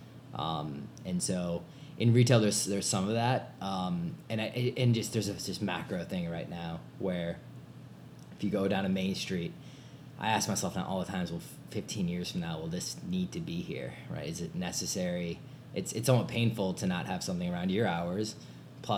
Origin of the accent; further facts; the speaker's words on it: Chicago, Illinois, United States; also born or lived in New York / London / South Africa / West Coast; I'm from Chicago area. Grew up around here